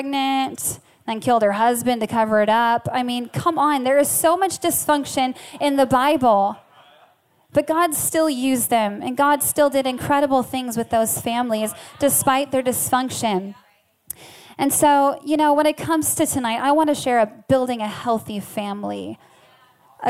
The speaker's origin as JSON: {"language": "English", "town": "Farmington", "region": "Minnesota", "country": "United States", "tie": "born or raised there", "moved": "yes", "lives_now": "Seattle, United States", "said": "I actually grew up in Farmington, Minnesota"}